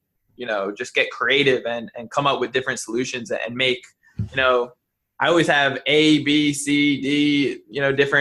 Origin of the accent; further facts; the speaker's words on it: New Jersey, United States; I'm from South Jersey